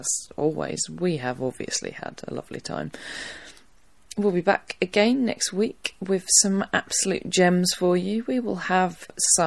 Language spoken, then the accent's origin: English; Harwich, East of England, United Kingdom; my hometown of Harwich, at the Harwich Festival. Harwich is in North Essex